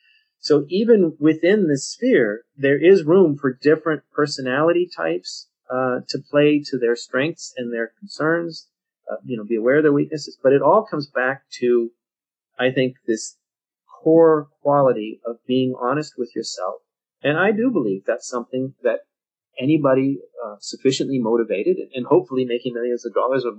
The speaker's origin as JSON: {"language": "English", "country": "Mexico", "said": "you know, I'm from Mexico, so I'm pro-Mexico. I know that, so I'm going to beware, and I'm going to make every effort not to have pro-Mexico blinders on when I look at mining in Mexico, say."}